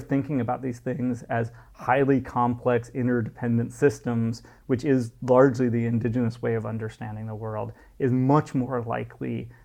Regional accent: United States; moved away as an adult; now in Dubai, United Arab Emirates; as an American growing up in the 70s, you know, and 80s

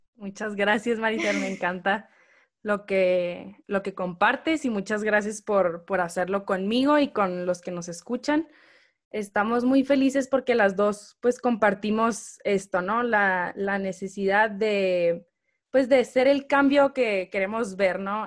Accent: Hermosillo, Sonora, Mexico; moved away as an adult; now in Guadalajara, Mexico; soy de Hermosillo, Sonora. Me vine a vivir a Guadalajara hace cinco años

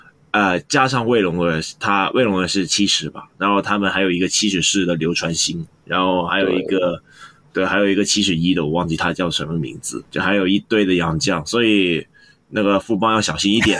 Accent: Hong Kong; 我是专业键盘看球的香港小吴控，

